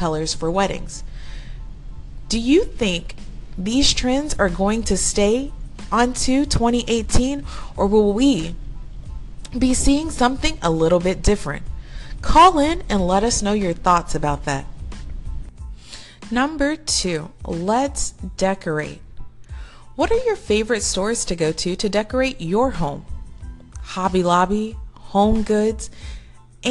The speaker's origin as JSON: {"language": "English", "town": "Houston", "region": "Texas", "country": "United States", "tie": "born or raised there", "said": "my hometown, Houston, and surrounding areas"}